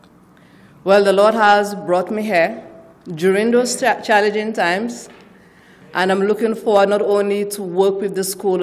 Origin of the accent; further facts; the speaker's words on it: St. Lucia; also born or lived in Austin, Texas; now in Dallas area, United States; I hail from St. Lucia in the Caribbean